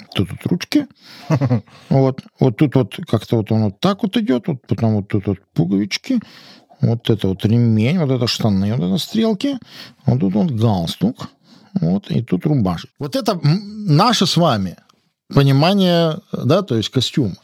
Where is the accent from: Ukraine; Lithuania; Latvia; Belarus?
Lithuania; moved away; я родился в Советском Союзе, в Литве